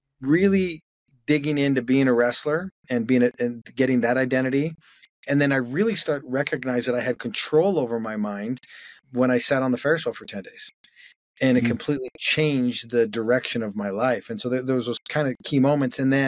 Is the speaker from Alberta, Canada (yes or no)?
yes; Calgary, Alberta, Canada; moved away; I grew up in Calgary, Canada